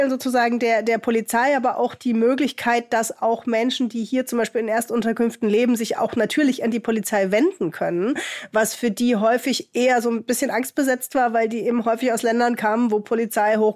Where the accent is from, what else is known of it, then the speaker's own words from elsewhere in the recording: Hamburg, Germany; auch in Hamburg, was halt sehr stark migrantisch geprägt ist. Hier in meiner Heimatstadt hat jedes zweite Kind einen Migrationshintergrund.